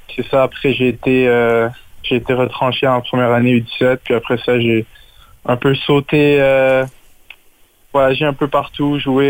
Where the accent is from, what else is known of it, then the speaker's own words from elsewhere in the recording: Laval, Quebec, Canada; j'ai grandi à Laval